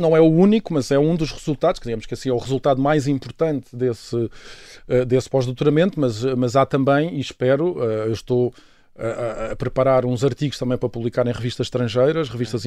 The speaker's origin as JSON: {"language": "Portuguese", "region": "Lisbon", "country": "Portugal", "tie": "born or raised there", "also_born_or_lived": "Mozambique / Angola"}